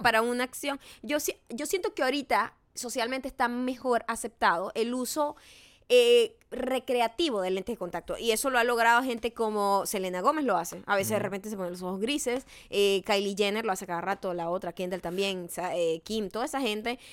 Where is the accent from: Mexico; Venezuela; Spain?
Venezuela; los venezolanos somos los, los mestizos, no hablamos los dialectos